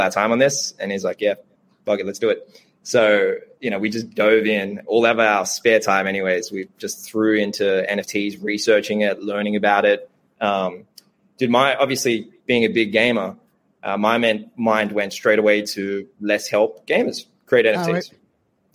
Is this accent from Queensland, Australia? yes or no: no; Sydney, New South Wales, Australia; my parents were immigrants. Like we grew up in Southwest Sydney, lovely place, you know, like public housing, welfare